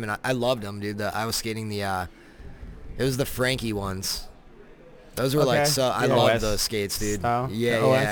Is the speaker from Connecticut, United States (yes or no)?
no; Florida, United States; also born or lived in Colorado; I'm from Florida